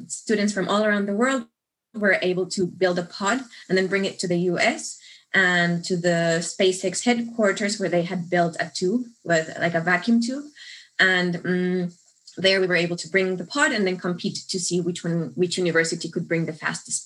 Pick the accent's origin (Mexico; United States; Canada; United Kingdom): Mexico; moved away as an adult; now in Munich, Germany; I'm originally from Mexico